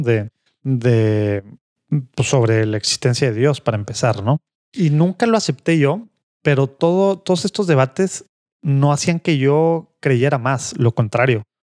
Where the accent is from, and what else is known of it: Monterrey, Nuevo León, Mexico; born or raised there; also born or lived in Rome / St. Paul